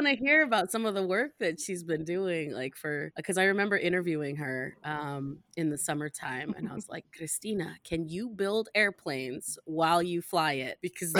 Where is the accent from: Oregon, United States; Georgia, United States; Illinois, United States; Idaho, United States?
Idaho, United States; Boise; also born or lived in Chicago / Singapore; I was raised in Boise, Chicago, Singapore, so I spent a good chunk of my life overseas.